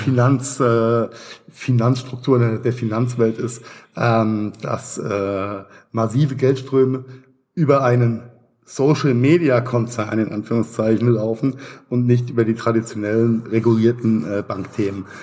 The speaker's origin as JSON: {"language": "German", "town": "Mainz", "region": "Rhineland-Palatinate", "country": "Germany", "tie": "born or raised there", "said": "Meine Heimatstadt Mainz hat äh, 260, 280.000, sowas"}